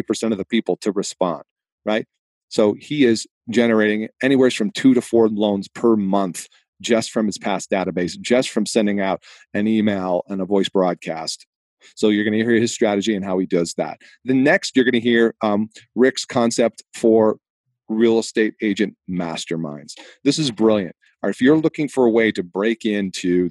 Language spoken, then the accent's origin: English; Boston, Massachusetts, United States; accent: Boston; moved away; my hometown of Boston, Massachusetts.